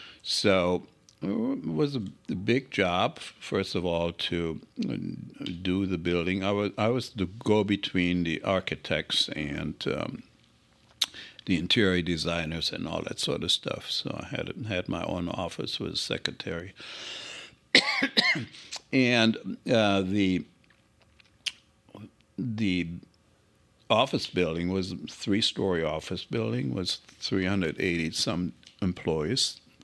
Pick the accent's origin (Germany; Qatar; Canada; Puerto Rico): Germany; born there; moved away as an adult; Well, I was born in Germany. I finished my education. I was 20 when I came over.